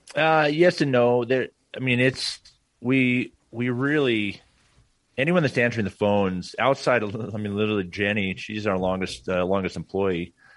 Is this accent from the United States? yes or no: yes; Portland, Oregon, United States; moved away; I grew up in Portland, Oregon.